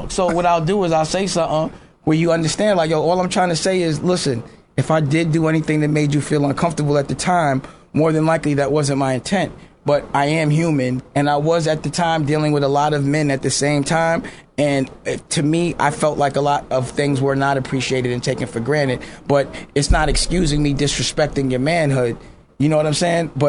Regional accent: New York City, New York, United States; I'm from Harlem, right? Yes. In Harlem, we cut ass.

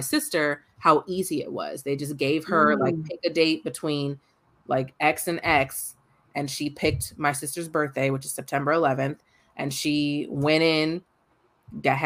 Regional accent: California, United States; I was born in California

